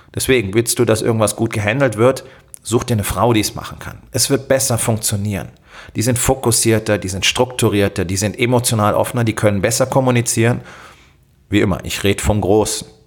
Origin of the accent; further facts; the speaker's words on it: Germany; bei uns in Deutschland